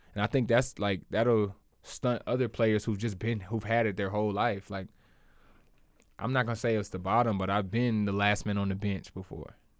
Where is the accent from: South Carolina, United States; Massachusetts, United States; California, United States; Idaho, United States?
South Carolina, United States; Charleston; also born or lived in Columbia, South Carolina; I was born in Charleston where I went to school